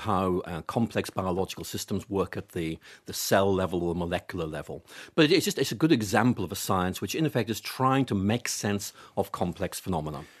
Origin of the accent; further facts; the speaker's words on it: Belfast, Northern Ireland, United Kingdom; I grew up in Northern Ireland